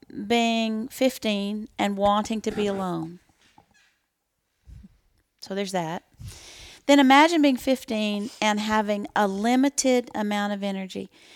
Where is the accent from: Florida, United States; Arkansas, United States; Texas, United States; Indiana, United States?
Texas, United States; we're from Texas